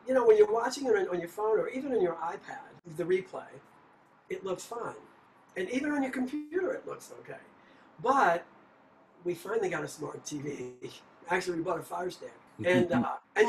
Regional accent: New Orleans, Louisiana, United States; I'm from New Orleans.

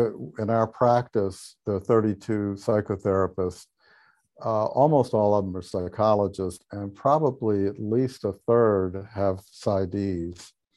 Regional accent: Charleston, South Carolina, United States; born or raised there

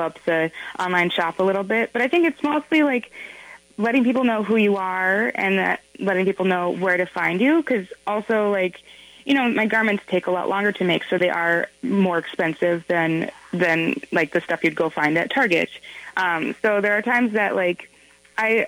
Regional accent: Minnesota, United States; moved away as an adult; also born or lived in Washington, D.C.; I am from Minnesota, and I moved away. I was in Washington, D.C. for about 8 years

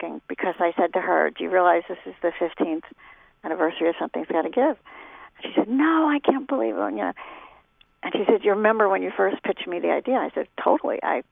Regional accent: Philadelphia, Pennsylvania, United States; moved away as an adult; now in Los Angeles, United States; I'm not from New York. I'm from Philadelphia.

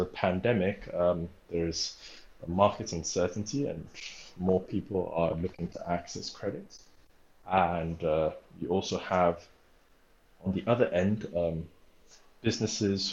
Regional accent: Lagos, Nigeria; also born or lived in Delta State, Nigeria / New York City, United States; I grew up in Lagos, Nigeria

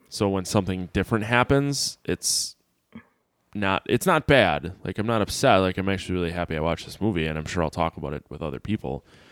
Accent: near Milwaukee / Sheboygan area, Wisconsin, United States; I grew up near Jeffrey Dahmer.

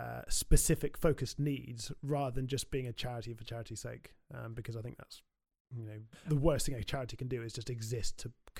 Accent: South West England, United Kingdom; when I grew up in Somerset, you know, mountain biking was my kind of my go-to sport

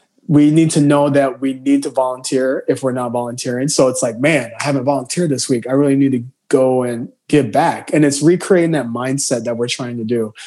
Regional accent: Southern Illinois, United States; moved away as an adult; also born or lived in Chicago, United States; now in New York, United States; from Southern Illinois, borderline Kentucky, hillbilly at heart

